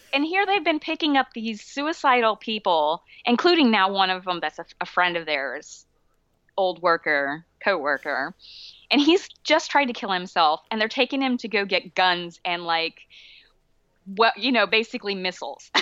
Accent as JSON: {"language": "English", "region": "Alabama", "country": "United States", "tie": "born or raised there", "said": "I grew up in Alabama."}